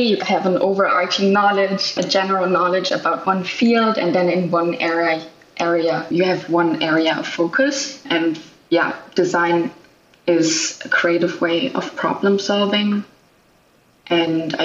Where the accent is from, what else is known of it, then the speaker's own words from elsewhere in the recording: Germany; now in Canada; Originally, I am from Germany, nowadays living and working in Canada